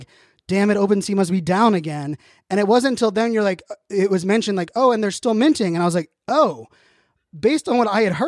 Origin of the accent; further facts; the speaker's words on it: Pittsburgh, Pennsylvania, United States; I grew up in Pittsburgh.